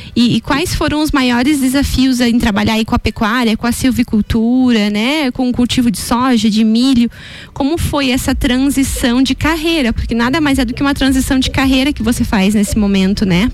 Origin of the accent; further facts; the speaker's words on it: Canoinhas, Santa Catarina, Brazil; Eu também sou de Canoinhas